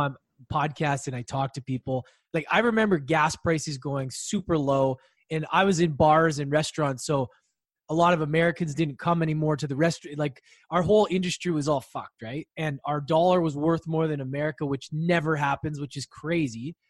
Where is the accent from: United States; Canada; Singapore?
Canada; I grew up Canada where it's safer